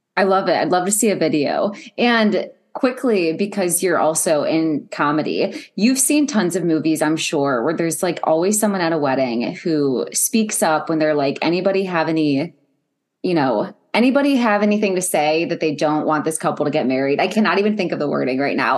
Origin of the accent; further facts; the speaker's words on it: Ohio, United States; I'm from Ohio